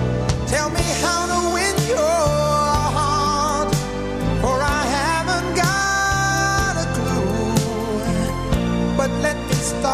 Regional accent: Auckland, New Zealand; I am from Auckland.

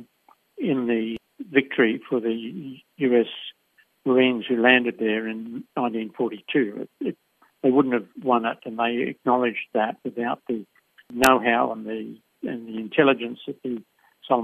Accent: Australia; my feeling of being an Australian, a proud Australian

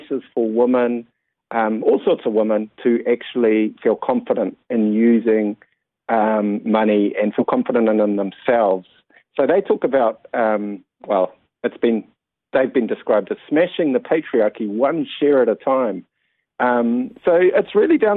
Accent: Mount Maunganui, Bay of Plenty, New Zealand; Growing up in the Mount

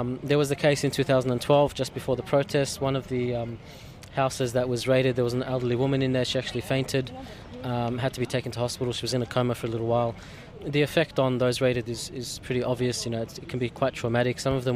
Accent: Melbourne, Victoria, Australia; Growing up in Coburg was interesting because it has a strong Lebanese presence

